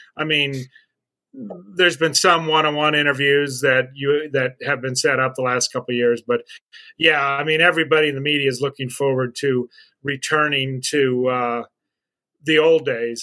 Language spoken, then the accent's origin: English; Albuquerque, New Mexico, United States; also born or lived in Minnesota; now in Saint Paul, United States; I went back to my hometown of uh, Albuquerque, New Mexico